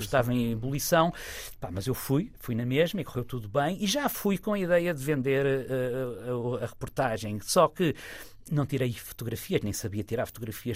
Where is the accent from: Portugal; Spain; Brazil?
Portugal; Figueira da Foz, Coimbra District; eu cresci na Figueira